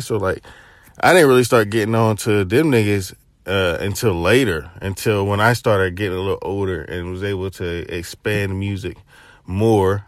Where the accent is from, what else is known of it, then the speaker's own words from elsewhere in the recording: Chattanooga, the South, Tennessee, United States; I'm from Chad, my family from Knoxville, Tennessee